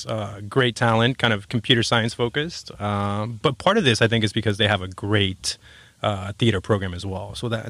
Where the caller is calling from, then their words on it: Seattle, Washington, United States; I'm actually coming in from Seattle.